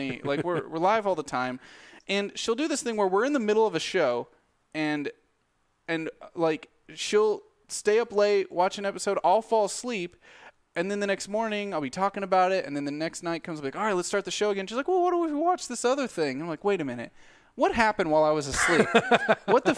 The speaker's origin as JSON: {"language": "English", "region": "Southern Missouri", "country": "United States", "said": "I'm from Southern Missouri, so it's like Southern Missouri, Northern Arkansas"}